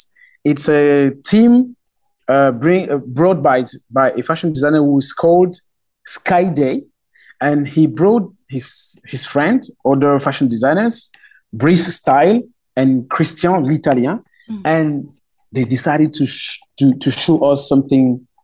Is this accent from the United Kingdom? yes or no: no; west part of Cameroon, Cameroon; English is a second language; my mother tongue is Romala in the west part of Cameroon.